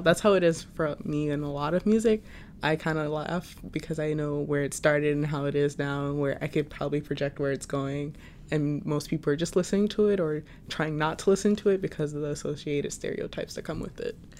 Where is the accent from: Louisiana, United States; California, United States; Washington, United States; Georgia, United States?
Louisiana, United States; Lafayette; moved away as an adult; now in New York, United States; I am a junior from Lafayette, Louisiana